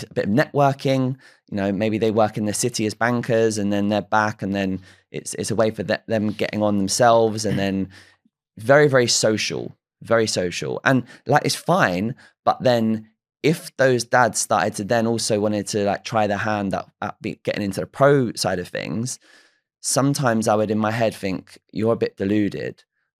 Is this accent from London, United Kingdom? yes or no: yes; Isleworth, London, United Kingdom; born there; but I'm not from there. I was born in Isleworth, and then I've gone to live in Teddington in more recent years.